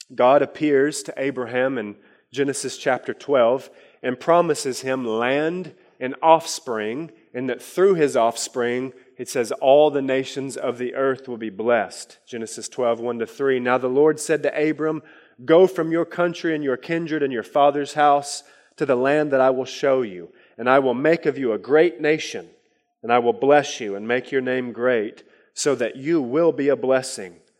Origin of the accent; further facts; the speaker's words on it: Harlan County, Kentucky, United States; he had us in a poor co, uh, county in Harlan County, Kentucky